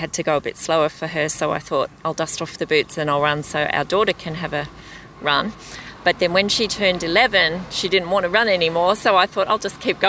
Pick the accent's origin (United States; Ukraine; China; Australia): Australia; Sydney, New South Wales; now in Queensland, Australia; because I'm from the Northern Beaches, that's all been in lockdown